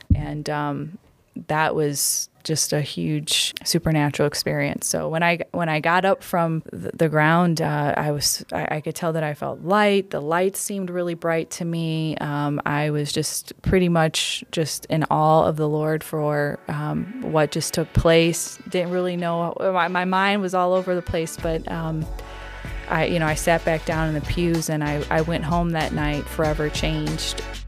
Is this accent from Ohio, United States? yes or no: yes; Cleveland, Ohio, United States; I'm, I'm born and, born and raised Cleveland native